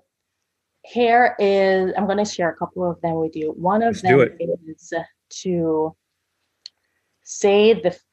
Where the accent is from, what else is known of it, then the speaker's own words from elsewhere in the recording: Jamaica; I'm Jamaican